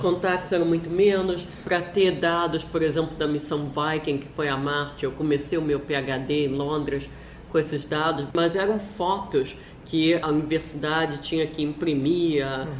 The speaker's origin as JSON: {"language": "Portuguese", "country": "Brazil", "moved": "yes", "said": "na época que eu saí do Brasil"}